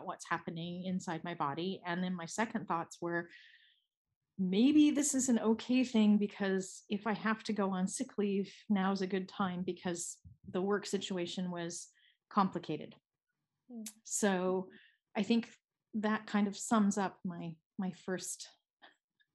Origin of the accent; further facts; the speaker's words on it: United States; now in Switzerland; I'm an American living in Switzerland, and so all of my family is in the United States.